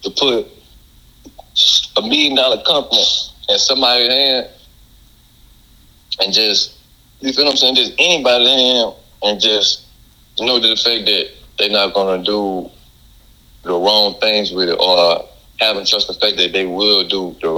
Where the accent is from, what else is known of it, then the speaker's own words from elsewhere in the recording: Louisiana, United States; I'm from Louisiana